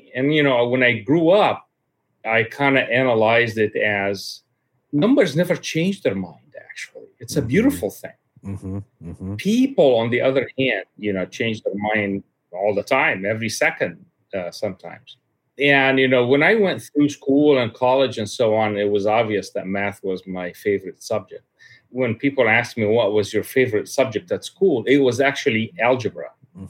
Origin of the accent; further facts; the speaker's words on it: Egypt; My father was a high-level official in the Egyptian government for quite a long tim